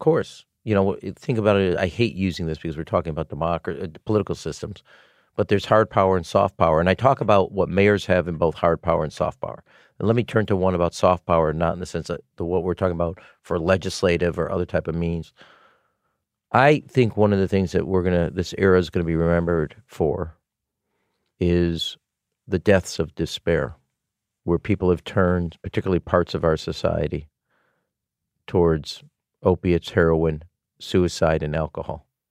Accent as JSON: {"language": "English", "town": "Chicago", "region": "Illinois", "country": "United States", "said": "I was from Chicago"}